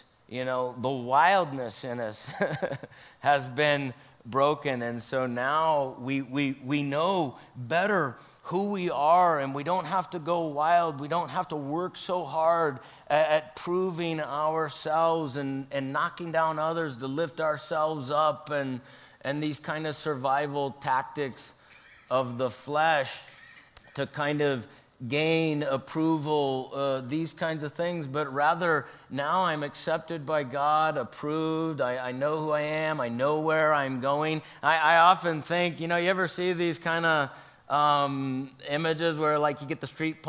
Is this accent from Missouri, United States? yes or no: no; Idaho, United States; I grew up in Idaho here for a couple years when I was a kid, and we did try to ride the ponies.